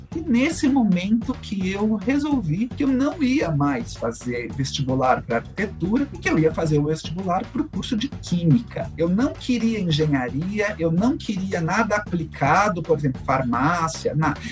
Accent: São Paulo, Brazil; Eu sou da cidade de São Paulo, nascido e criado em São Paulo

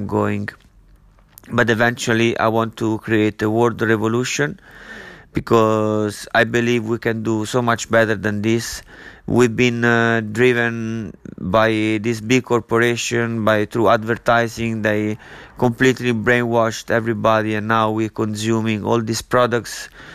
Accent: Italy; moved away as an adult; also born or lived in London / Ibiza / Barcelona / Miami; I'm from Italy. I lived there for 23 years. Then I moved out

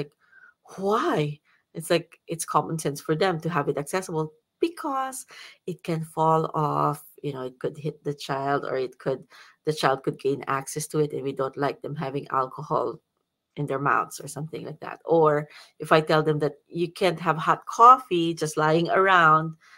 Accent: Philippines; now in Ashland, United States; because I am still a Filipino

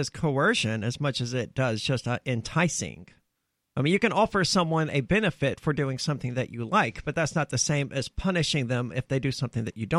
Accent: Mississippi, United States; I'm from Mississippi, where that good old boy crap happens.

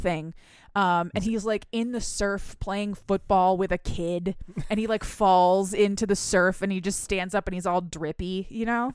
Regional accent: Michigan, United States; I'm from Michigan. We have lakes

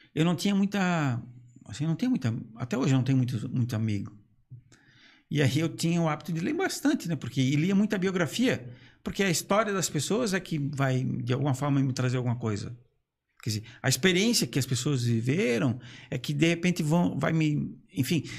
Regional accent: Brusque, Santa Catarina, Brazil; also born or lived in Blumenau; já que eu sou natural de Brusque

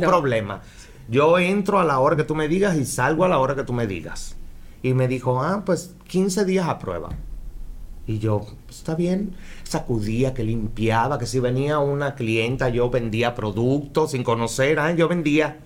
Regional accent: Havana, La Habana, Cuba; moved away as an adult; also born or lived in Mexico City; now in Mérida, Mexico; Yo soy cubano, nacido en La Habana. Eh, hace 15 años ya llevo acá en Mérida

